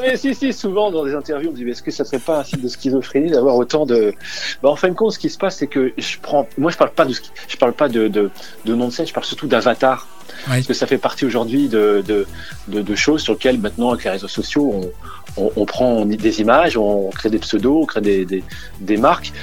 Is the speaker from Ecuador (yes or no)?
no; Dunkirk, Hauts-de-France, France; je suis né à Dunkerque, tout à fait, euh, originaire du Nord, à côté de la Belgique